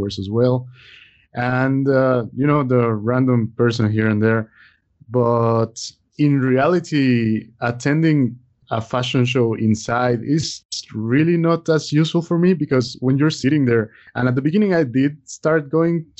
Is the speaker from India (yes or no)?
no; Mexico City, Mexico; moved away; also born or lived in Italy; I was born in Mexico City, but I've lived abroad about half my life. I lived in Italy for over 10 years